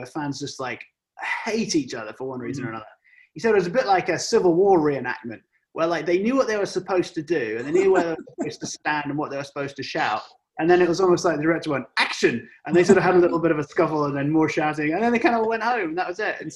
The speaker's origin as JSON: {"language": "English", "region": "England", "country": "United Kingdom", "tie": "born or raised there", "said": "born and raised in England"}